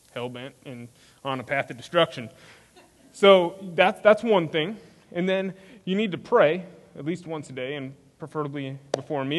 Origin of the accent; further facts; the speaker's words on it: Spring, Texas, United States; moved away as an adult; also born or lived in Minnesota; now in Leander, United States; I grew up in Spring, Texas, which is in northwest Houston